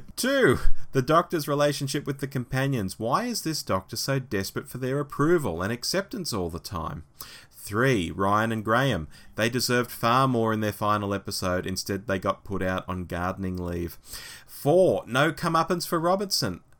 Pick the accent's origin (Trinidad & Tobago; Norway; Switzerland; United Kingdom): United Kingdom; As a Brit, this is an idea I can really get behind.